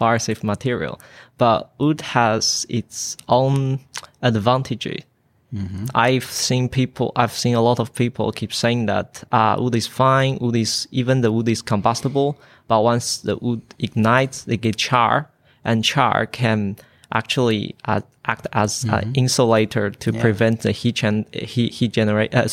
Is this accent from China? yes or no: yes; China; moved away as an adult; now in Queensland, Australia; I came from China